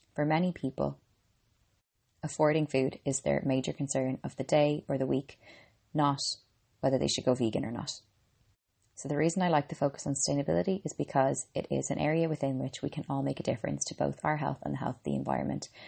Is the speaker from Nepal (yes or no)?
no; Ireland; I'm an Irish girl and a qualified medical doctor.